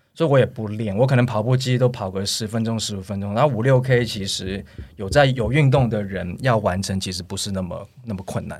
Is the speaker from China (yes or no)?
no; United States; now in Taiwan; 我小时候因为在美国长大